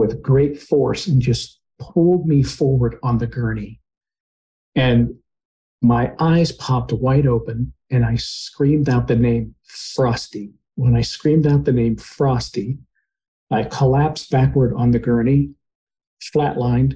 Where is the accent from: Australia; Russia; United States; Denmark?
United States; Pittsburgh, Pennsylvania; now in Charlotte, United States; I'm originally from Pittsburgh, PA, and I live in Charlotte, North Carolina now